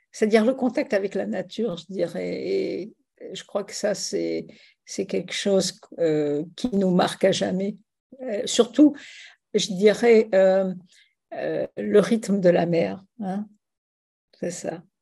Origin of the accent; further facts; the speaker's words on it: Tunisia; born there; Oui, je suis né en Tunisie pendant le protectorat français.